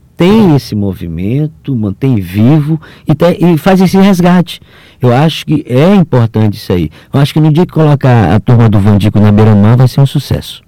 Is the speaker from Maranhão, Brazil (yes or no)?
yes; São Luís, Maranhão, Brazil; eu nasci no centro, ali na Rua de Nazaré